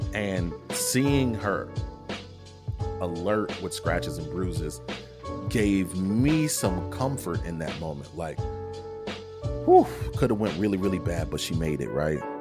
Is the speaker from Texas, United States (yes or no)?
no; Kentucky, United States; my home state of Kentucky